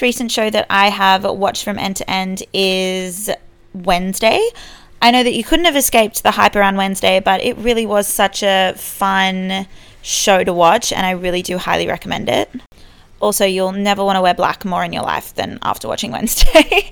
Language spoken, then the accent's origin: English; Australia; also born or lived in Sydney; being Australian, our Christmas and our New Year's is the hottest time of our year